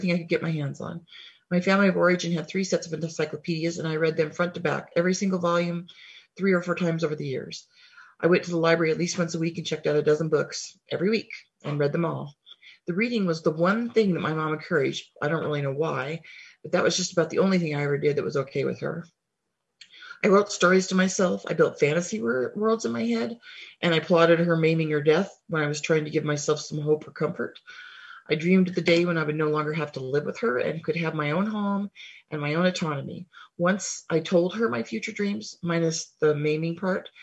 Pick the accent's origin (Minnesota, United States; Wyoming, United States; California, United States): Wyoming, United States; now in Helena, United States; I currently live in Helena, Montana, but I grew up in Wyoming.